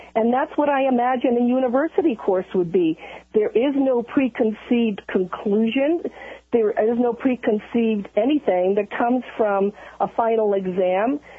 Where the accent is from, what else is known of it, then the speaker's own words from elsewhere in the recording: Italy; I was born in Italy. I have an Italian background